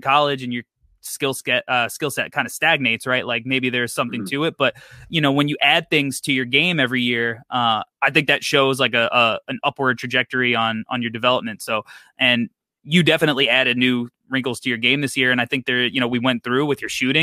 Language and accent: English; New York, United States; I'm a New Yorker